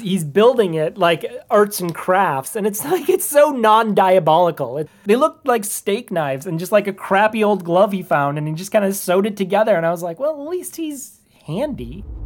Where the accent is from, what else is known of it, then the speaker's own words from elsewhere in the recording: Minnesota, United States; I was from Minnesota